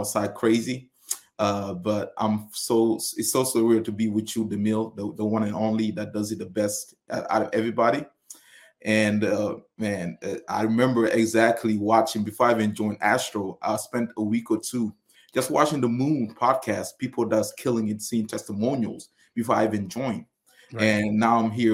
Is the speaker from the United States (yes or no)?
no; Senegal; moved away; I was born and raised in Senegal